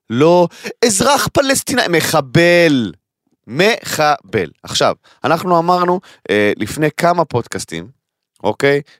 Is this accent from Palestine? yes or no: yes; Kiryat Arba, West Bank, Palestine; אני גדלתי בקריית ארבע, אוקיי? קריית ארבע למי שלא מכיר, אה, אה, צמוד לחברון, כל האזור של ההתנחלויות שם, הר חברון, כל המקום הזה.